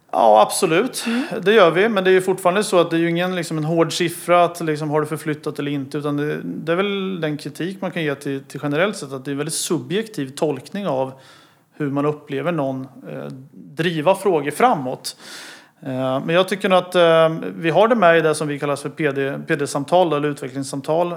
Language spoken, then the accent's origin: Swedish; Motala, Östergötland, Sweden; jag är född och uppvuxen i Motala